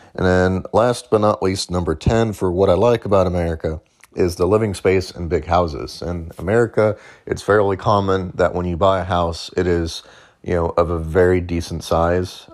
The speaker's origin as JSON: {"language": "English", "town": "St. Louis", "region": "Missouri", "country": "United States", "tie": "born or raised there", "moved": "as an adult", "lives_now": "Nashville, United States", "said": "I grew up in Saint Louis"}